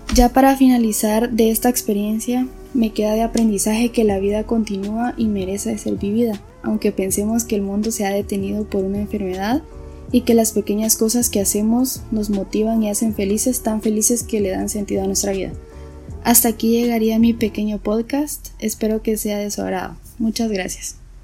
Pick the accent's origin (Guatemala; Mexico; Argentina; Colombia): Guatemala; Esquipulas, Chiquimula; soy originaria de Esquipulas Chiquimula